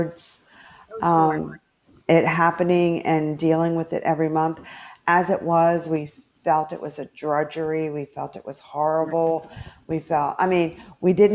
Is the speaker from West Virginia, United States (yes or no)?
yes; Fairmont, West Virginia, United States; my home state of West Virginia.